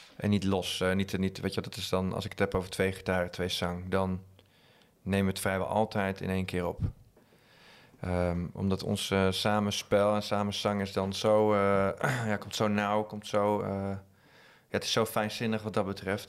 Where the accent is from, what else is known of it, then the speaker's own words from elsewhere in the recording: Drenthe, Netherlands; also born or lived in Utrecht; Wij komen uit Drenthe, dus dan is het uh, harde R.